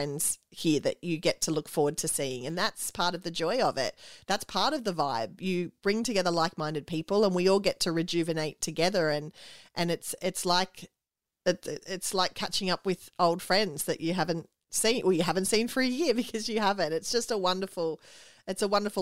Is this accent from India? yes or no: no; Australia